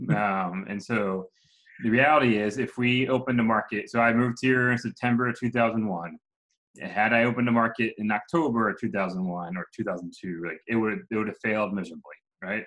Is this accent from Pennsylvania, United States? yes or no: yes; just outside Philadelphia, Pennsylvania, United States; moved away as an adult; now in Atlanta, United States; I'm from Pennsylvania, just outside Philadelphia. I grew up in a small town